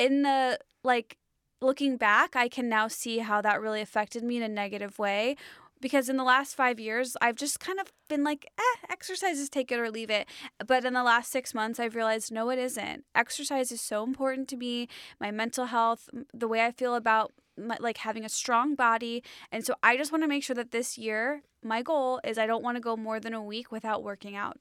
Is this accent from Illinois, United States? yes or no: yes; Illinois, United States; I grew up in Illinois.